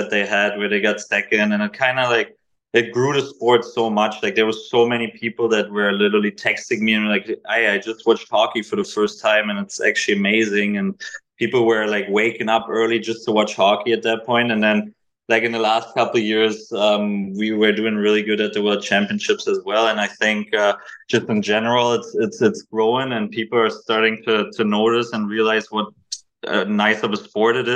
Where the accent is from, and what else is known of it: Germany; now in San Jose, United States